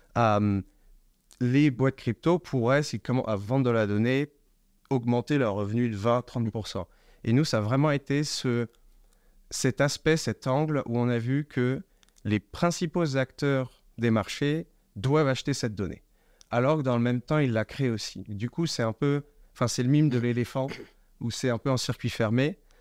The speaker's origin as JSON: {"language": "French", "area": "Paris suburbs", "region": "Île-de-France", "country": "France", "tie": "born or raised there", "also_born_or_lived": "England / United States / Hong Kong", "moved": "as an adult", "said": "je viens de la banlieue parisienne, j'ai grandi en France"}